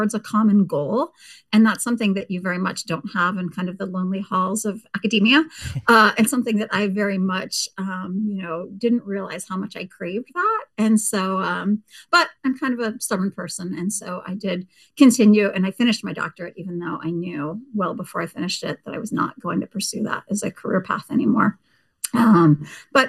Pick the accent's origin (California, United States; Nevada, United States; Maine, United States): California, United States; Petaluma; moved away as an adult; also born or lived in Arkansas / Tennessee; I grew up in Northern California, you want to know, in the wine country in a town called Petaluma